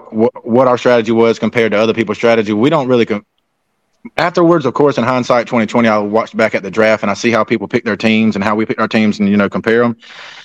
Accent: South Carolina, United States; No, because I'm from South Carolina.

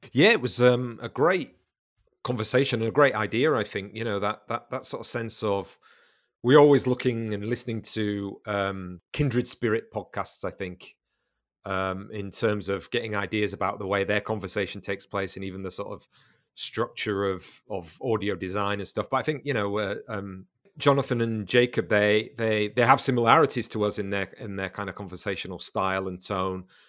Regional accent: the north of England, United Kingdom; now in Brighton, United Kingdom; I'm from the north of England originally

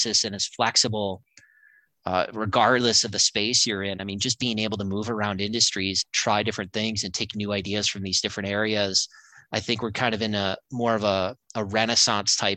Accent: Waukesha, Wisconsin, United States; We grew up in Waukesha, which is kind of a salt of the earth town

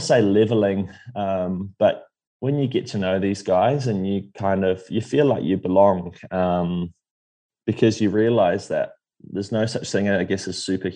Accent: Taupo, Waikato, New Zealand; I grew up in Taupo where Bevan Doherty's from

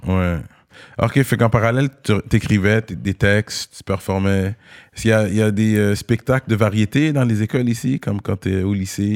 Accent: Montreal, Quebec, Canada; Je suis Monsieur de Montréal.

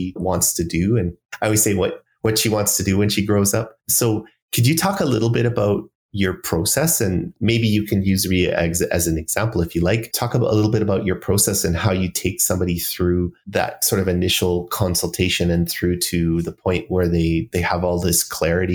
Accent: Calgary, Alberta, Canada; I was born and raised in Calgary

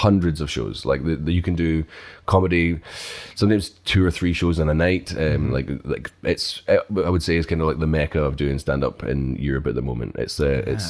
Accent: Glasgow, Scotland, United Kingdom; moved away as an adult; now in Prague, Czech Republic; I am from Scotland originally

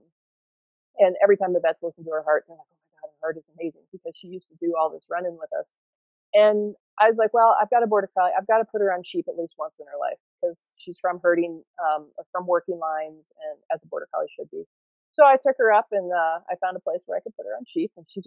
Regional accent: Ohio, United States; moved away as an adult; now in Colorado, United States; I'm from Ohio. Or I grew up in Ohio anyway

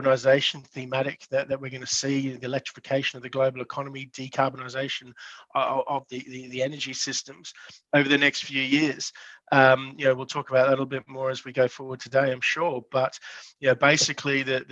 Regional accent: Brisbane, Queensland, Australia; also born or lived in Mount Isa; I'm originally from Brisbane

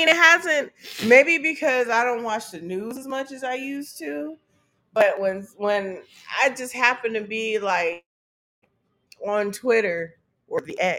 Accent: the Bay Area, California, United States; I'm from the Bay.

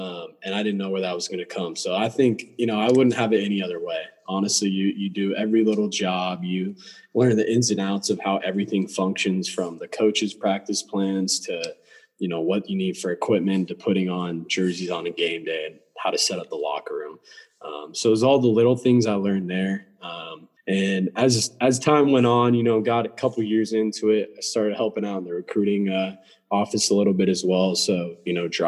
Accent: Redmond, Washington, United States; moved away as an adult; I grew up in Redmond, Washington.

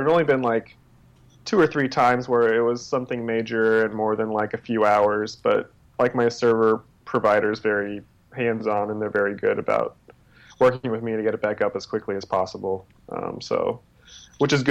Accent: Texas, United States; now in Los Angeles, United States; In Texas, I grew up in Texas.

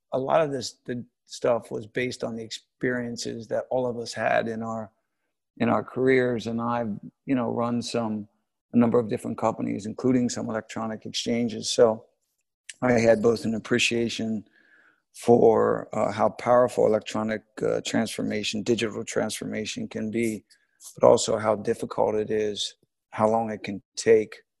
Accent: United States; moved away as an adult; also born or lived in New York; now in London, United Kingdom; I'm an American.

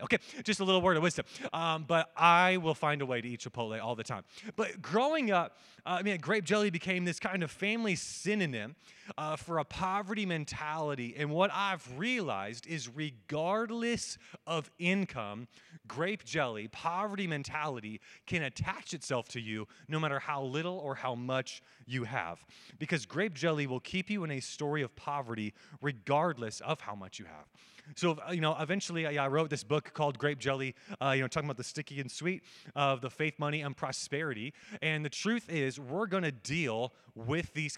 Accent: United States; I'm an American

